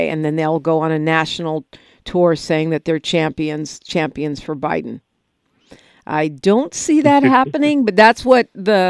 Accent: San Francisco, California, United States; I grew up in San Francisco

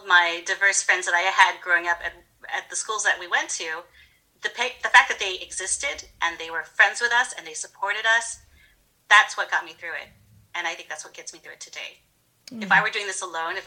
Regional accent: Georgia, United States; growing up in Georgia in the 80s

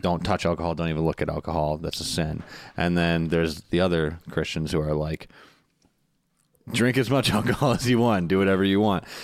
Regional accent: Wisconsin, United States; I'm from Wisconsin

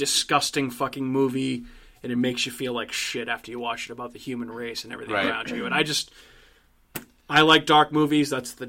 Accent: Massachusetts, United States; my home state of Massachusetts, our home state of Massachusetts.

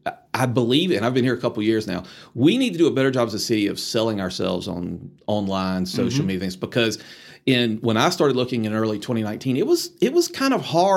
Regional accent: Columbia, South Carolina, United States; moved away as an adult; now in Atlanta, United States; So Columbia, South Carolina was home for me. And that's where I was born and raised.

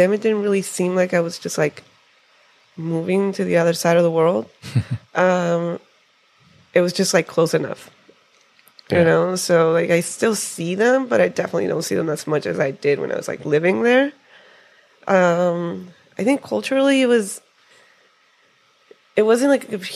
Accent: Tijuana, Baja California, Mexico; moved away as an adult; now in San Diego, United States; I grew up in Tijuana.

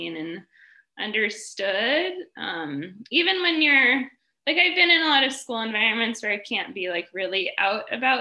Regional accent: Colorado, United States; moved away as an adult; also born or lived in Shanghai; now in China; I'm from Colorado in the U.S. originally, and I'm in China right now.

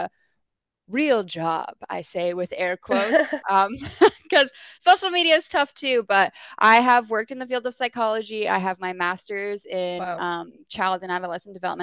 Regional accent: New Jersey, United States; now in Florida, United States; I'm originally from New Jersey. Okay. Right now I'm living here in Florida, but grew up in New Jersey, born and raised.

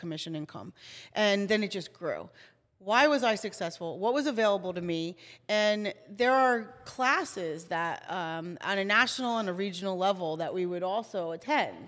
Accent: New Jersey, United States; I am from New Jersey, born and raised, Jersey

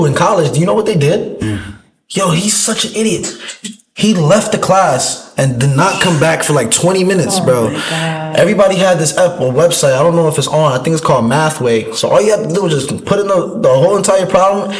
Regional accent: New York, United States; moved away; also born or lived in Bronx; I'm from New York

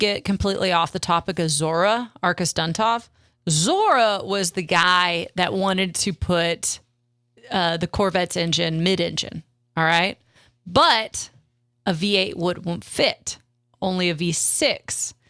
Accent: Texas, United States; I'm from South Texas. Suck it.

